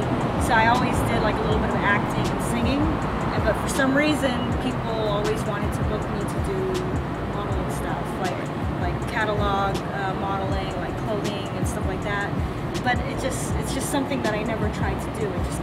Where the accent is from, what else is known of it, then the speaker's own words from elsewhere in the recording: San Francisco, California, United States; I'm from San Francisco.